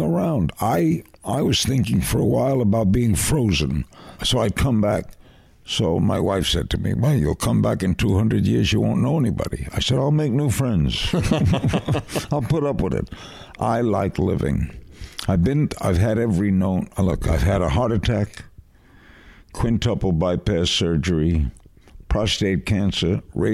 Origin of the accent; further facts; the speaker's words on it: New York City, New York, United States; where I grew up in Brooklyn.